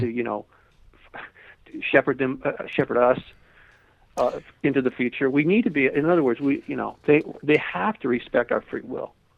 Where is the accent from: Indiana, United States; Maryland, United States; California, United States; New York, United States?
California, United States; Malibu; I lived, I grew up in Malibu